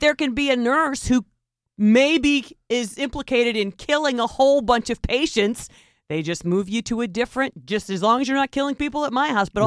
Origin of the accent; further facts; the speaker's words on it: United States; as American citizens